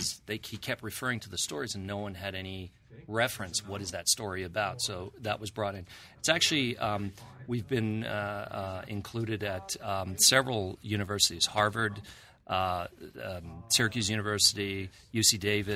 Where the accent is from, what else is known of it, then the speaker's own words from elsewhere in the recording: Tehran, Tehran Province, Iran; moved away; I was born in Iran. I grew up in Iran